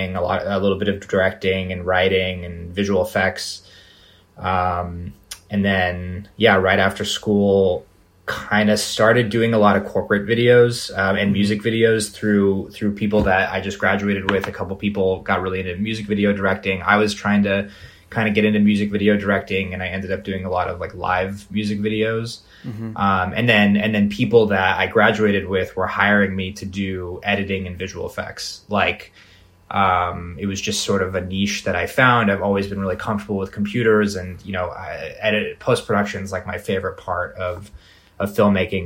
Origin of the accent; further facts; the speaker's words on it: Las Vegas, Nevada, United States; also born or lived in Los Angeles, California; I was born in Los Angeles, but I grew up in Las Vegas